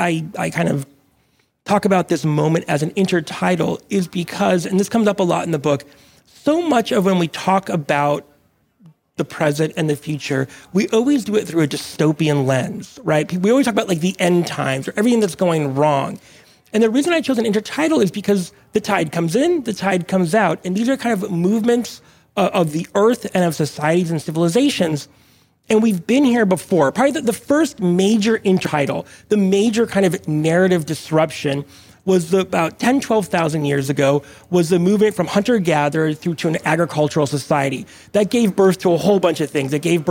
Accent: Monterey, California, United States; also born or lived in Mexico; I was born in Mexico, but grew up kind of tide pooling in Monterey in Northern California where I was raised

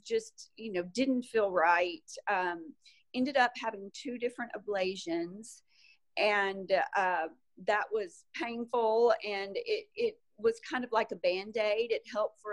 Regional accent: Arkansas, United States; also born or lived in Salt Lake City, Utah / California; I am from Arkansas originally and still have a home there

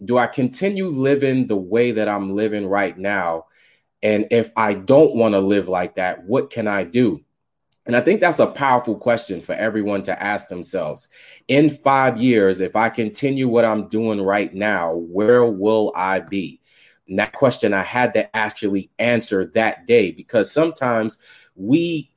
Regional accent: New York City, New York, United States; I was raised in Staten Island, New York

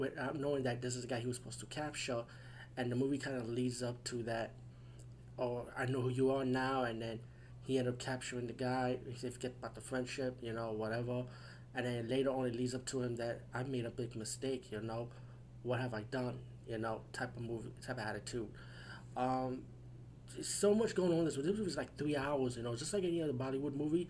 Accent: United States; I'm from the USA

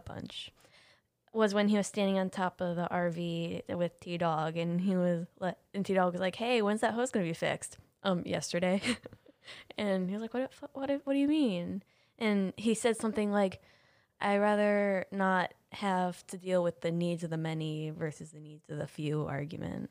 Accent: Ohio, United States; I'm literally from Ohio.

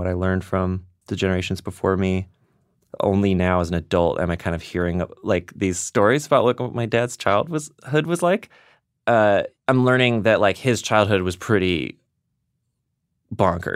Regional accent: the South, United States; And I'm from the South. Like, right. I'm like a third or fourth generation redneck.

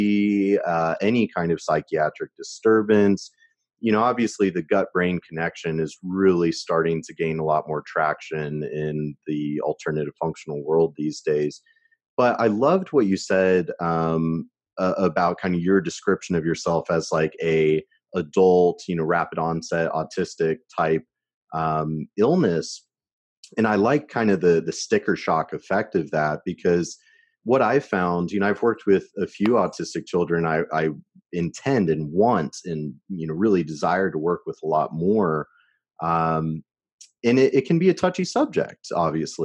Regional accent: Shawnee, Kansas, United States; I was born in Shawnee, Kansas

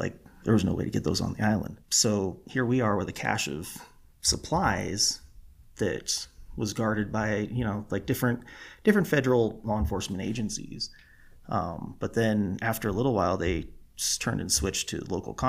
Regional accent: California, United States; moved away as an adult; I was born and raised in California

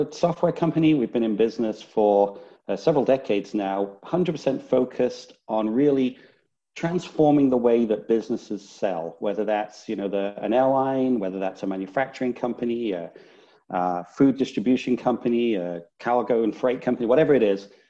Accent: Northern England, United Kingdom; now in Houston, United States; Originally, Northern England. It's Northern. Not so much of a Texas accent

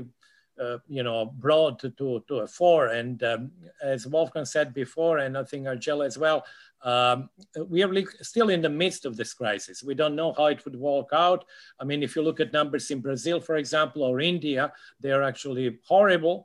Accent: Serbia; moved away; I'm actually from Serbia originally

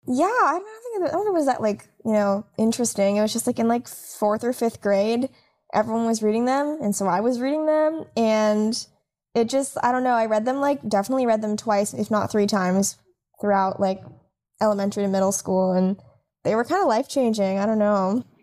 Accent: Los Angeles, California, United States; I'm from California and, like, grew up in L A, a lot of it

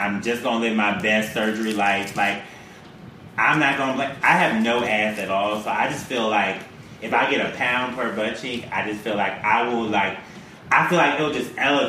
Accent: Milwaukee, Wisconsin, United States; moved away; also born or lived in Brooklyn, New York; I'm from Milwaukee, Wisconsin.

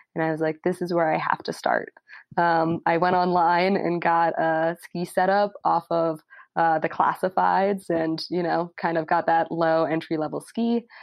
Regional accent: Telluride, Colorado, United States; I was born in Telluride, Colorado, and I was one of those little kids that couldn't really walk, but was somehow on skis sliding

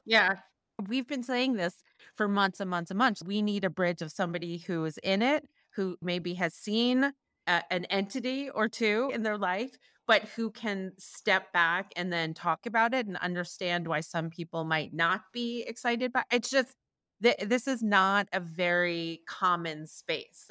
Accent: New York, United States; I grew up in Manhattan

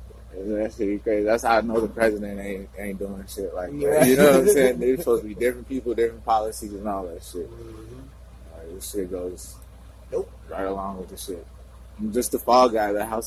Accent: Northfield, United States; I grew up in Northfield and shit, so I got a lot of white friends and shit like that.

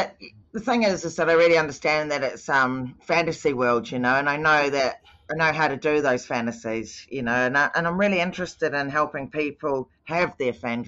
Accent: New Zealand; I grew up in New Zealand

